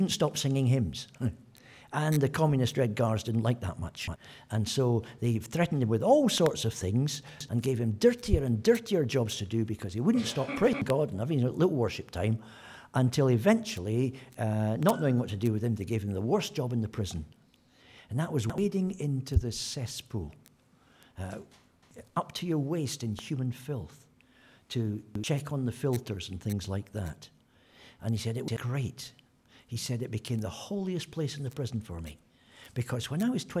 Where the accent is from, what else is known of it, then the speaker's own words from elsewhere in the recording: Scotland, United Kingdom; I'm Scottish